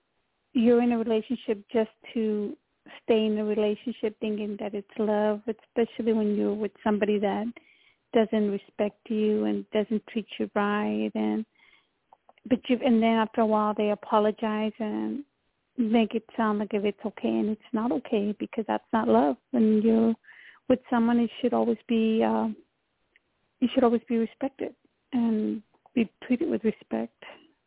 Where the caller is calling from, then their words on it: Texas, United States; I'm calling from Texas.